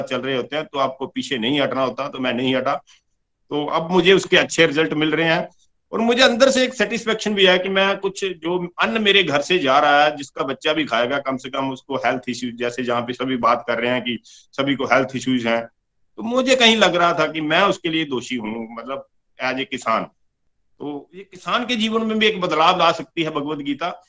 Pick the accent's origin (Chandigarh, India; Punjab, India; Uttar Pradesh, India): Punjab, India; Pathankot; और मैं पठानकोट जुग्याल का रहने वाला हूँ पेशे से मैं किसान हूँ